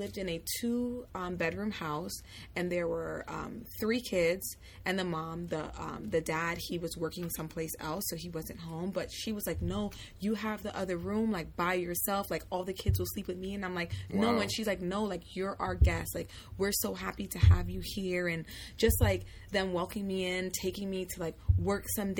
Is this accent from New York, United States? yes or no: no; Florida, United States; even though I was born here, I grew up in Florida